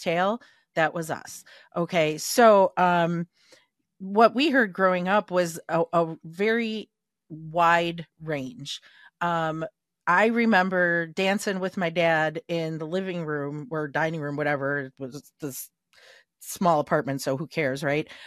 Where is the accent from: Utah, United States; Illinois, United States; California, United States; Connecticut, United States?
Illinois, United States; Chicago; we were raised in Little Italy in Chicago